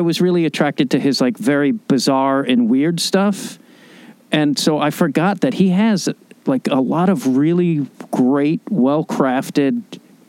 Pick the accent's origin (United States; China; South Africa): United States; Chicago, Illinois; I grew up in Chicago